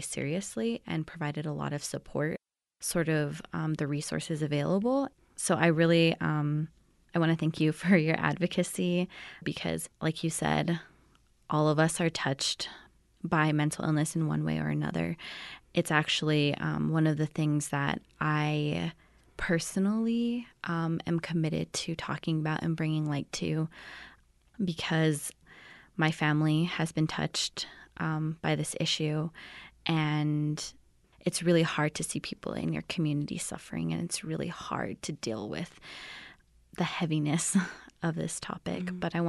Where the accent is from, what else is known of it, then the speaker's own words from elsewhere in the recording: McKinley County, New Mexico, United States; I'm from McKinley County.